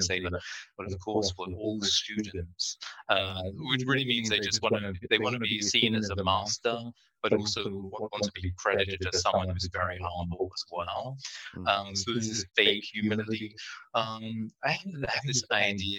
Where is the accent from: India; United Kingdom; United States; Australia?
United Kingdom; England; moved away; I grew up in England